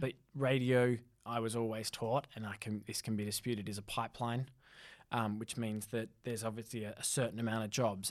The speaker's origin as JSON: {"language": "English", "country": "Australia", "also_born_or_lived": "North East England", "moved": "yes", "lives_now": "United Kingdom", "said": "I'm from Australia"}